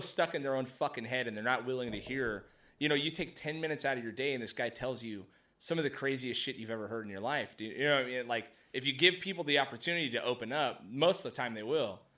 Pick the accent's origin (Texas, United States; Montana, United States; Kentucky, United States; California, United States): California, United States; Mojave Desert; I grew up in the desert, right? Like, way out in Mojave